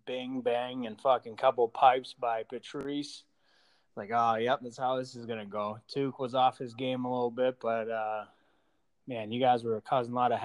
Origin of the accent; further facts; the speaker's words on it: Old Town, Maine, United States; moved away as an adult; also born or lived in Andover, Massachusetts / New Brunswick, Canada; now in Florida, United States; Started in Andover, went up to Maine, probably about 10 years oldish